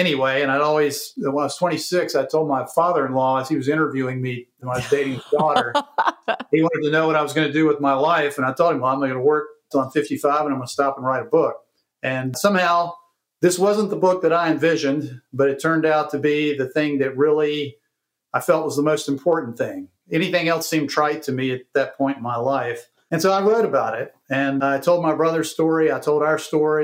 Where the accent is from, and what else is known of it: Greensboro, North Carolina, United States; born or raised there